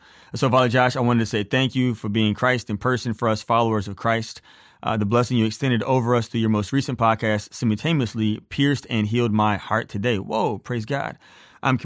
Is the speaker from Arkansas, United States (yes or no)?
no; Beaumont, Texas, United States; now in Colorado, United States; By the way, I live in Colorado, but I was born and raised in Beaumont, Texas.